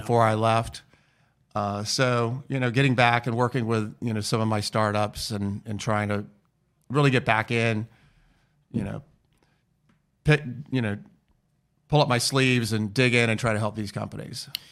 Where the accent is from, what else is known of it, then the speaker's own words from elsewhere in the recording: United States; also born or lived in Florence, Italy; we're from the United States